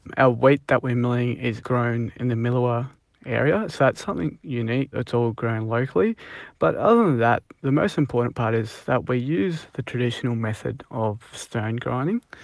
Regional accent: Punjab, India; now in Australia; we're from Punjab and India

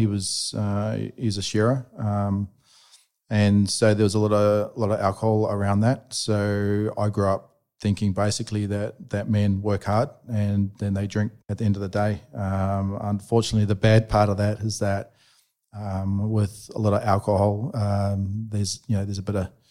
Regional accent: Gisborne, New Zealand; I grew up in New Zealand, a little town called Gisborne

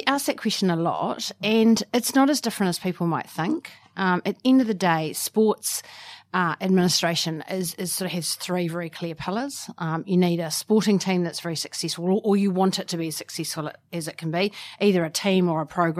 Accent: Wagga Wagga, New South Wales, Australia; born there; also born or lived in New Zealand; I know I don't sound like it, but I was born in Wagga. My dad was there coaching rugby league in the 70s.

